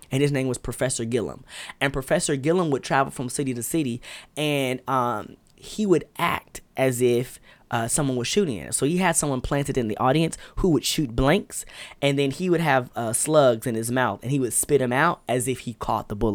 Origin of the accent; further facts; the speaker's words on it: Patagonia, Arizona, United States; I'm from Patagonia, Arizona. Uh, it was dope.